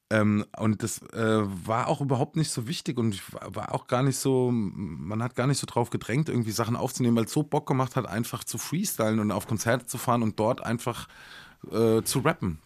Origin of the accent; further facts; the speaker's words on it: near Aschaffenburg, Hesse, Germany; accent: Hessian; moved away; da, wo ich aufgewachsen bin, ist nicht so weit von Bayern entfernt.